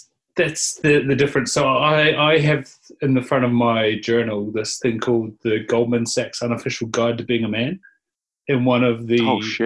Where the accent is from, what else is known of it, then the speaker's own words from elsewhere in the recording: Invercargill, Southland, New Zealand; in Invercargill, shout out to my hometown, Chaos, which is a salon